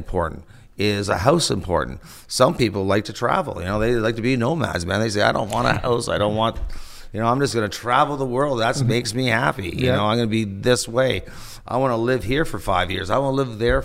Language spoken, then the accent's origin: English; Toronto, Ontario, Canada; growing up in Toronto on Yonge Street